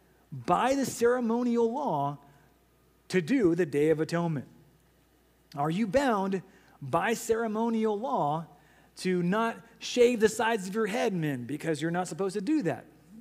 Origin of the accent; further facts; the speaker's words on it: United States; we as American citizens